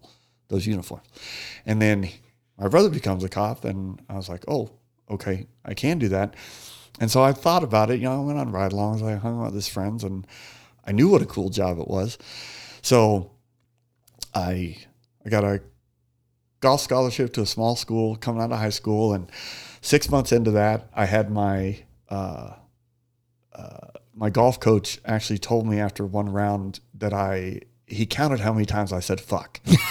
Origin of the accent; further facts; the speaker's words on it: Phoenix, Arizona, United States; Phoenician, 48 years old now, and can't believe I'm getting ready to go through another summer here.